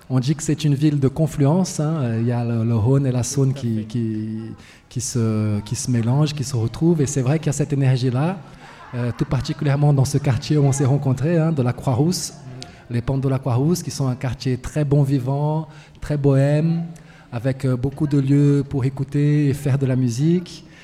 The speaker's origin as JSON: {"language": "French", "country": "Brazil", "second_language": "French", "moved": "as an adult", "lives_now": "Lyon, France", "said": "m'installer en France il y a quelques années. Et à l'époque, j'étais étudiant. L'université euh, chez moi au Brésil était en grève depuis euh, des mois et des mois et des mois et des mois."}